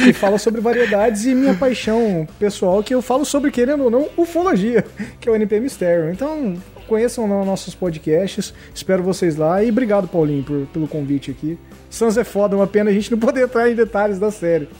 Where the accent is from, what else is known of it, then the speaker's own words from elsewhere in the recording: Paraná, Brazil; eu sou do Paraná